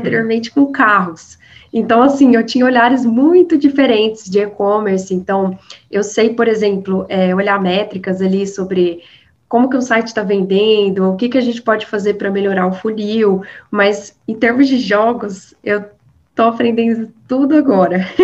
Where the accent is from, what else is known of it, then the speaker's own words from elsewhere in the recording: Minas Gerais, Brazil; accent: mineiro; mineira, com certeza, não tem como fugir dessa raiz, né? O sotaque não engana